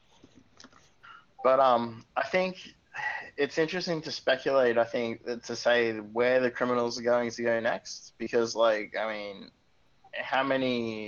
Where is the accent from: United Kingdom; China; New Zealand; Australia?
Australia; as an Australian